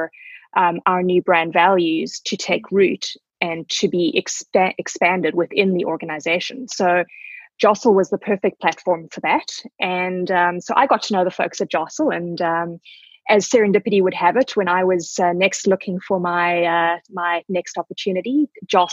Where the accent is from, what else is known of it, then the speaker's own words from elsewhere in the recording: South Africa; moved away as an adult; also born or lived in Zimbabwe / England; now in Vancouver, Canada; So I was born in Zimbabwe, or Rhodesia at the time. That was 45 years ago. And I grew up in South Africa.